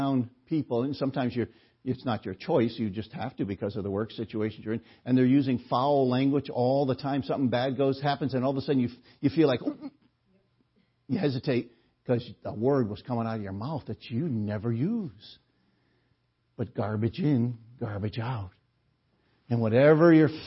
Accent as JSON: {"language": "English", "town": "New Haven", "region": "Connecticut", "country": "United States", "tie": "born or raised there", "said": "growing up in the Gospel Hall on Newhall Street in New Haven"}